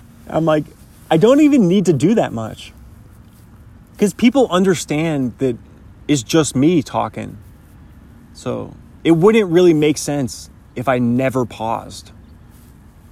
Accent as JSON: {"language": "English", "region": "Pacific Northwest", "country": "United States", "tie": "born or raised there", "said": "I happen to be born in the number one country, but also in the coolest part of that country, being from the Pacific Northwest"}